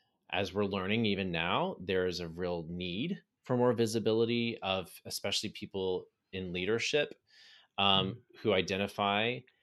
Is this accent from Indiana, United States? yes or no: no; Texas, United States; also born or lived in Pittsburgh; I ended up moving from Pittsburgh to Houston, and where now we actually have planted roots here. I grew up in Southeast Texas. My whole family is here.